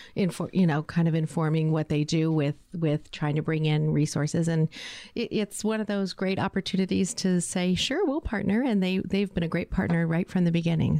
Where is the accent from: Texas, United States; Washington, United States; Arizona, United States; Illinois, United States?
Arizona, United States; Phoenix; now in Tucson, United States; I am a native Arizonan as well. I grew up in Phoenix.